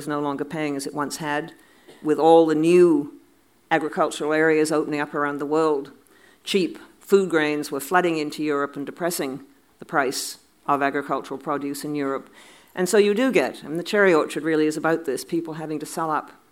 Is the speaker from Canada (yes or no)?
yes; Canada; as I speak as a Canadian